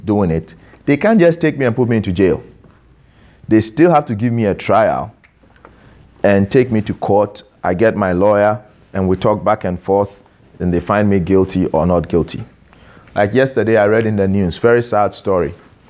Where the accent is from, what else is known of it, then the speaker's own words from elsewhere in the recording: Ghana; now in Canada; I'm Ghanaian by birth. I've naturalized to become a Canadian citizen.